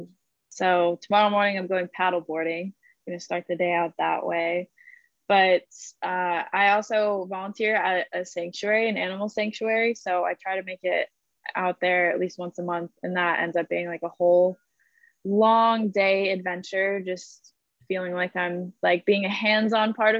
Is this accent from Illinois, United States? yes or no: no; Colorado Rocky Mountains, United States; I grew up in the Colorado Rocky Mountains